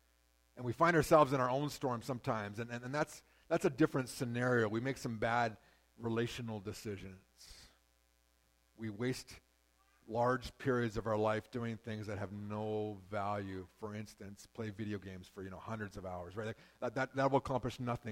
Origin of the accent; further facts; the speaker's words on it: Shuswap Lake, British Columbia, Canada; I grew up on Shuswap Lake